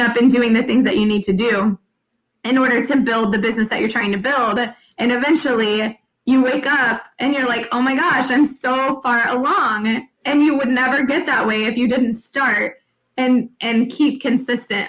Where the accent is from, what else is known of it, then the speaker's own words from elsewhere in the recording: San Antonio, Texas, United States; I'm from San Antonio